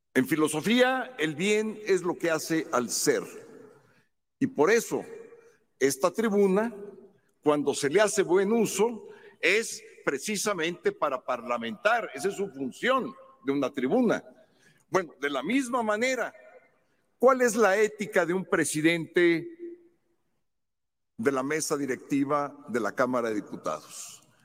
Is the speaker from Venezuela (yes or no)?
no; Mexico; soy mexicano por nacimiento